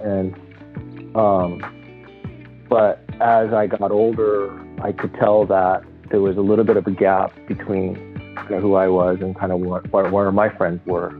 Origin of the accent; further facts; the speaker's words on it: Los Angeles, California, United States; I was born here, but my parents are both from Japan